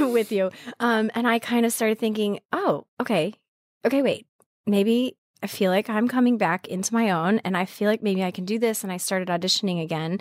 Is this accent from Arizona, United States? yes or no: yes; Arizona, United States; moved away as an adult; also born or lived in Montana / Colorado; now in New York, United States; I grew up mostly in Arizona